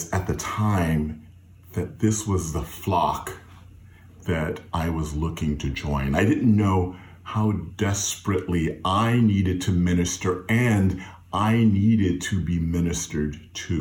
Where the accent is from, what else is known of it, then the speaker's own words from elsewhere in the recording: Fayetteville, North Carolina, United States; growing up in Fayetteville, North Carolina, at New Bethel AME Zion Church